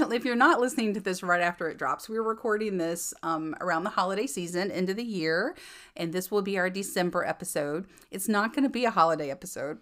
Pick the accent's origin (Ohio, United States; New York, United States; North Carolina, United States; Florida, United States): North Carolina, United States; Fraser fir capital of the world; moved away as an adult; I am from the Fraser fir capital of the world